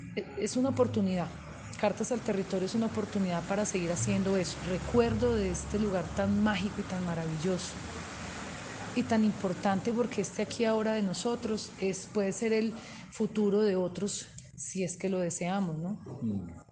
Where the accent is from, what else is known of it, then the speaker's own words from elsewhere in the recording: Calarcá, Quindío, Colombia; tengo la fortuna de provenir de un municipio como Calarcá Quindío